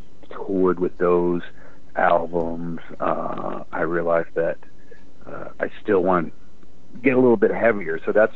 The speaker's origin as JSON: {"language": "English", "region": "Virginia", "country": "United States", "tie": "born or raised there", "said": "I grew up in Virginia, in the woods of Virginia, and sort of was surrounded by a lot of country music growing up."}